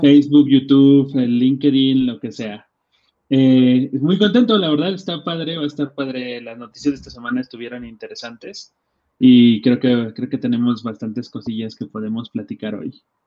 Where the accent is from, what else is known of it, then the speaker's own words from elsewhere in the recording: Atlacomulco, State of Mexico, Mexico; yo soy de Atlacomulco, un, pueblo en el Estado de México